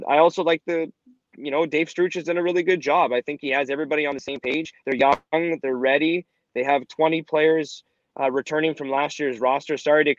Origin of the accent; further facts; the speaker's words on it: Ottawa, Ontario, Canada; moved away as an adult; also born or lived in Toronto / Lansing, Michigan / Powell River, British Columbia; now in Regina, Canada; I lived, obviously, grew up, born and raised in Ottawa, you know, lived in Toronto, lived in Lansing, Michigan, and I lived in Powell River, British Columbia.